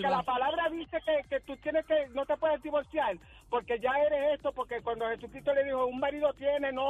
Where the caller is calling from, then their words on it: Manatí, Puerto Rico; soy de Manatí.